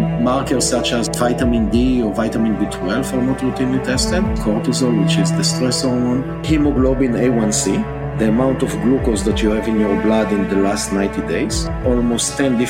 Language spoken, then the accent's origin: English; Israel; English is a second language; moved away as an adult; now in United States; you can hear from my accent that I'm not a Native American. I was born and raised in Israel